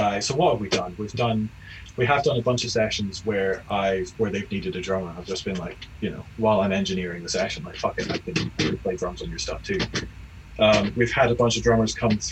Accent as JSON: {"language": "English", "town": "St Andrews", "region": "Scotland", "country": "United Kingdom", "tie": "born or raised there", "also_born_or_lived": "Glasgow / Boston", "moved": "as an adult", "lives_now": "Edinburgh, United Kingdom", "said": "I was brought up in St Andrews."}